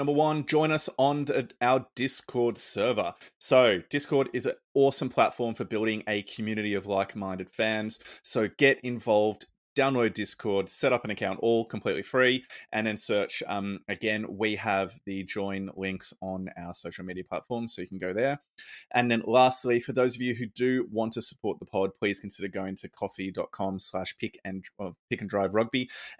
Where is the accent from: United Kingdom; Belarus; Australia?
Australia; So that's pretty concerning as a Aussie rugby fan, that they might take some games off our respective teams.